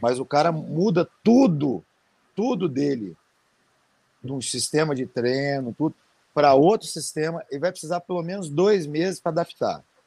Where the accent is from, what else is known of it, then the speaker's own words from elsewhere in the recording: Brazil; eu sou brasileiro